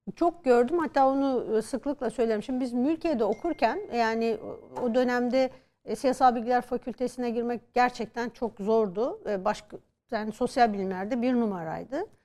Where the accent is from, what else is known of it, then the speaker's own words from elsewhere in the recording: Turkey; Türk olarak, Müslüman olarak, kadın olarak